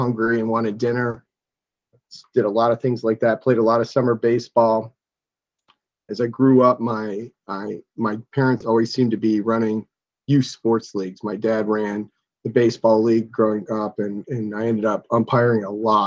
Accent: Columbia Station, Ohio, United States; I grew up in Lorain County in a small town called Columbia Station

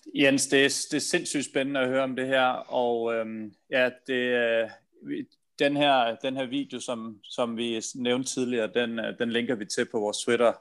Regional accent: Denmark

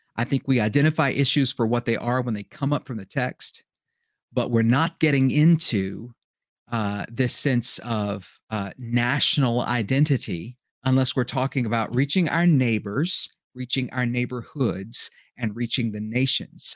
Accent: United States; I was born in America

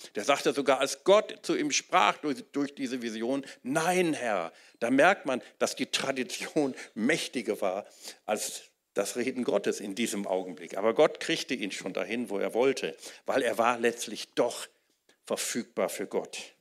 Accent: Wuppertal, North Rhine-Westphalia, Germany; in Wuppertal, wo ich aufgewachsen bin

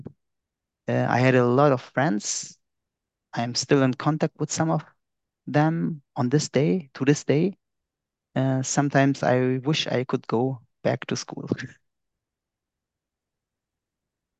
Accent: Iskenderun, Hatay, Turkey; now in Hamburg, Germany; I was born in Turkey in Iskenderun

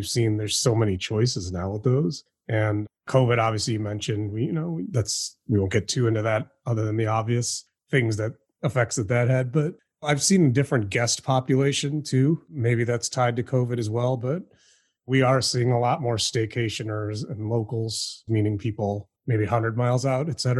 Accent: Chicago, Illinois, United States; moved away as an adult; now in Houston, United States; I was living in Chicago, which is my hometown

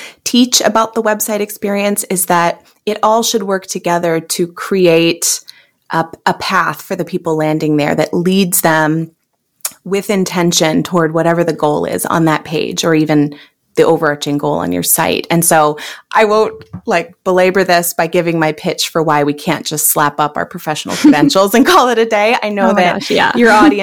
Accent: California, United States; now in Minneapolis, United States; I'm originally from California.

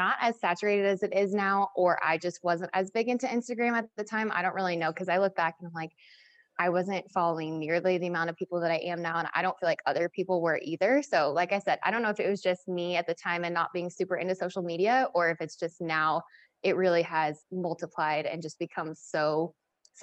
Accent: Kansas City, Missouri, United States; I'm from Kansas City

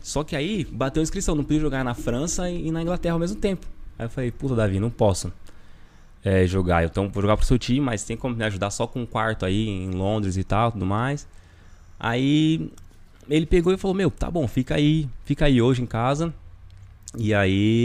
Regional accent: Brazil; moved away as an adult; eu sou brasileiro.

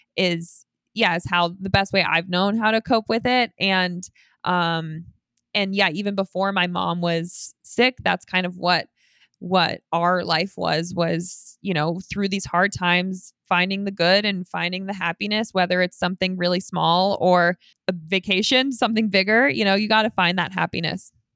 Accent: Colorado, United States; every year I do a five K race for a cancer charity in my hometown. The race is called Elk Run five K, and that is Instagram at Elk Run five K. And you can come meet me. It's at the end of September in Colorado

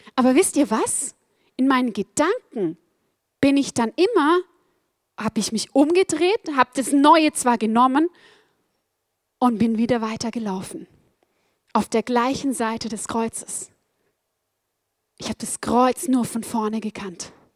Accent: Black Forest, Baden-Württemberg, Germany; Ich bin aufgewachsen im Schwarzwald, im Südwesten Deutschlands auf über 1000 Meter

